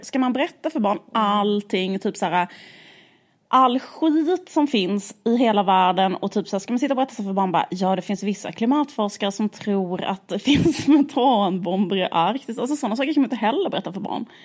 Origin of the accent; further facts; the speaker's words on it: Skåne, Sweden; vi växte upp i Skåne